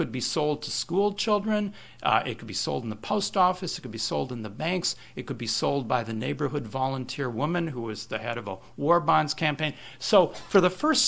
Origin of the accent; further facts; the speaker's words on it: Minnesota, United States; my home state of Minnesota